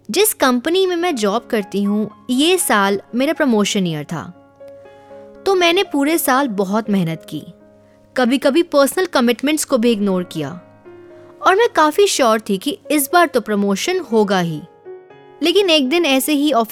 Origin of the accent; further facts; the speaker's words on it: Delhi, India; और मैं दिल्ली से हूँ